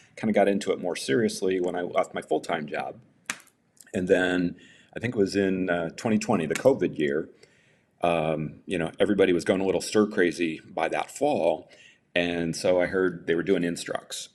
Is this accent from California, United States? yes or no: no; Kankakee, Illinois, United States; moved away as an adult; now in Arizona, United States; I'm originally from Illinois, around the Kankakee area